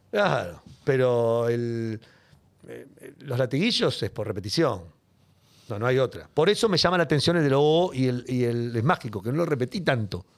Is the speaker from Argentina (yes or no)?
yes; Buenos Aires, Argentina; soy una persona muy de barrio, de hecho vivo en el mismo barrio, nací en Villa Devoto, sigo en Villa Devoto